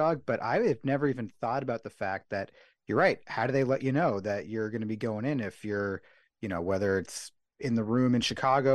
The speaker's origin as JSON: {"language": "English", "town": "Vancouver", "region": "British Columbia", "country": "Canada", "tie": "born or raised there", "said": "I grew up in Vancouver"}